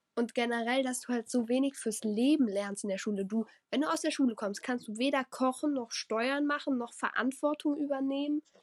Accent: Rhineland-Palatinate, Germany; Ich komme aus Rheinland-Pfalz

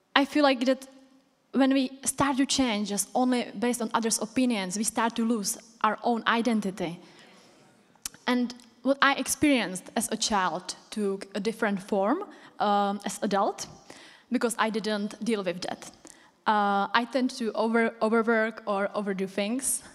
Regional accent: Czechia; English is a second language; moved away as an adult; now in United Kingdom; I came from Czech Republic, if you didn't recognize from my accent.

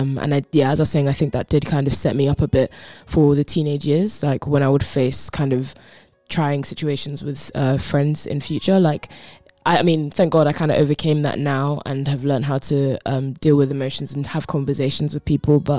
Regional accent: Croydon, London, United Kingdom; I grew up in Croydon, uh, which is South okay, London, okay.

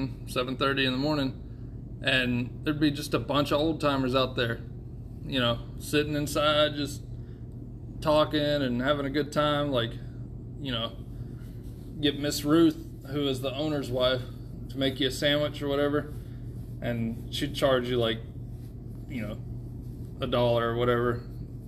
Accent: Jacksonville, Georgia, United States; now in Tennessee, United States; when I was in Georgia growing up, before I moved to Tennessee

